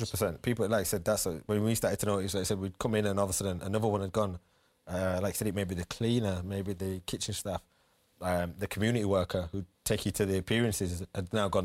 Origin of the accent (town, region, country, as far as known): Leeds, Yorkshire and the Humber, United Kingdom; born or raised there; moved away